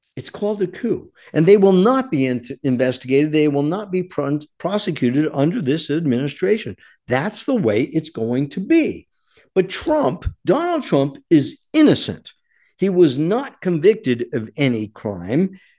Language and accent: English; United States; I am an American fighting man